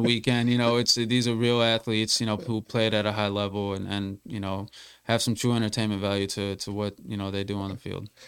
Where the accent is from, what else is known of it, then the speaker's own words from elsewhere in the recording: Massachusetts, United States; I'm from Massachusetts